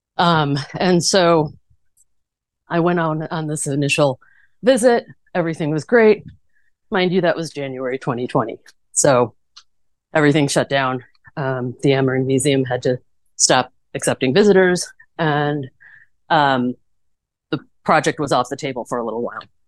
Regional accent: Chicago, Illinois, United States; moved away as an adult; now in Tucson, United States; I'm originally from the Chicago suburbs

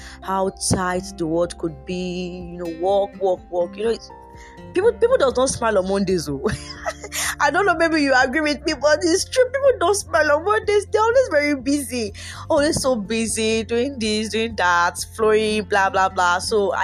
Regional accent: Yorubaland, Nigeria; I'm a Nigerian and I am Yoruba.

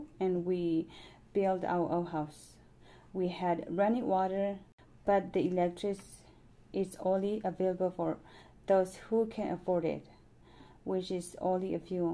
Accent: Thailand; now in United States; I'm from Thailand refugee camp.

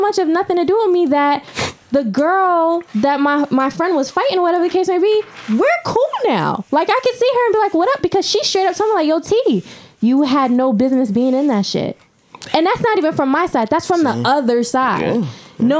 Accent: Dorchester, Massachusetts, United States; Like, I'm really from Dorchester.

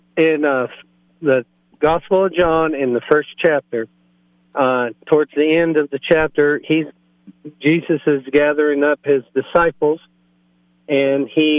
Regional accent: Texas, United States; moved away as an adult; now in Keenesburg, United States; Being a Texan myself

